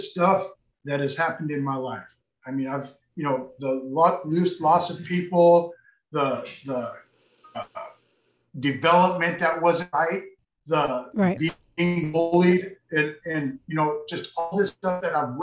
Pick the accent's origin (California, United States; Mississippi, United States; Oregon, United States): California, United States; Redondo Beach; now in Los Angeles, United States; I was raised in Redondo Beach